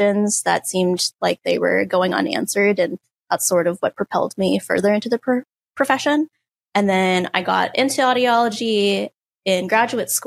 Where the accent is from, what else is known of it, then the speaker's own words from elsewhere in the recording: Tulsa, Oklahoma, United States; I am originally from Tulsa, Oklahoma